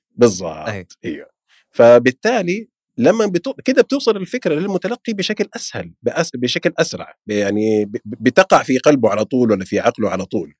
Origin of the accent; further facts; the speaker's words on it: Saudi Arabia; عندنا في السعودية